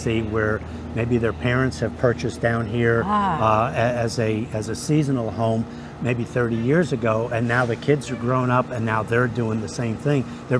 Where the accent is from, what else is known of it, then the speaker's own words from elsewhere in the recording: New York City, New York, United States; now in Florida, United States; You know, I was born in the Bronx